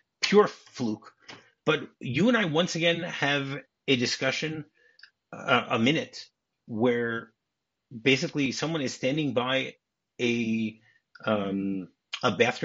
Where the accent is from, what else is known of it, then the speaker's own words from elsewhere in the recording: Detroit, Michigan, United States; We're both from Detroit